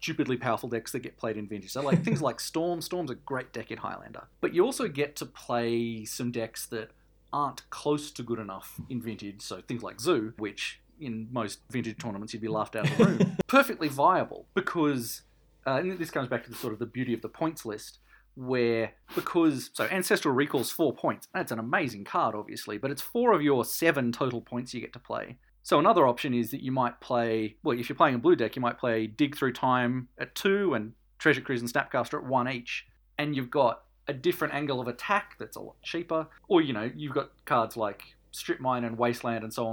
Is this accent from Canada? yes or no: no; Canberra, Australian Capital Territory, Australia; I'm from Canberra